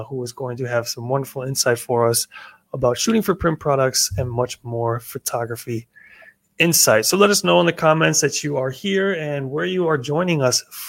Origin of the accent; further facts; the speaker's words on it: United States; moved away; As an American